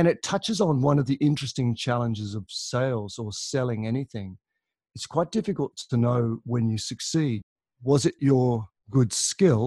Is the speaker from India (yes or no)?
no; Tasmania, Australia; moved away as an adult; also born or lived in Moscow, Russia / Adelaide, Australia / London, United Kingdom / Melbourne, Australia; I grew up in Tasmania, which is a little island to the south of Australia.